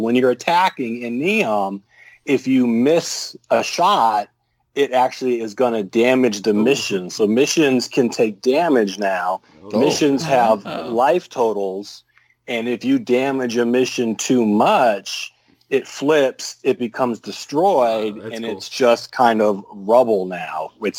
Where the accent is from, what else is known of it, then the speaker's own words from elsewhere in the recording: Russia; moved away; Well, anyway, growing up in Russia as a little girl